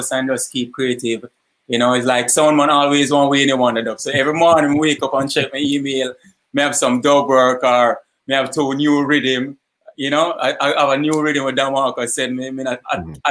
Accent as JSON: {"language": "English", "region": "Kingston", "country": "Jamaica", "tie": "born or raised there", "also_born_or_lived": "Portland, Jamaica", "said": "I moved to Kingston like as a toddler. So most of my life is in Eastern Kingston"}